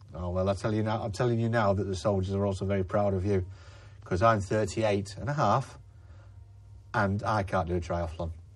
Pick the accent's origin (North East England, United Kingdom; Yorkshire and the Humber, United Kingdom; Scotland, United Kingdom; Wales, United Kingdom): Yorkshire and the Humber, United Kingdom; Leeds; I'm from Leeds in West Yorkshire